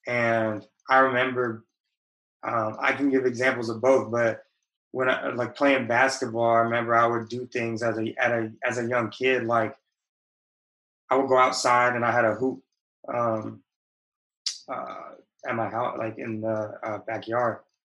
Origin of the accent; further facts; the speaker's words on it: West Coast, United States; But I spent a lot of time, I grew up on the West Coast, but was fortunate to. It's not like I grew up in the bubble of the West Coast.